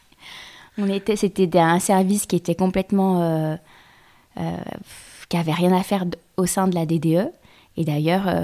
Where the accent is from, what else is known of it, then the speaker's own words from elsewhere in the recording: Lyon, Auvergne-Rhône-Alpes, France; moved away; also born or lived in Normandy; je suis lyonnaise